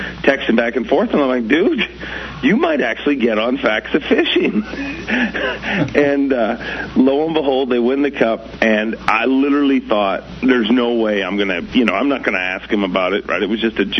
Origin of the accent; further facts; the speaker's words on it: Canada; as a Canadian kid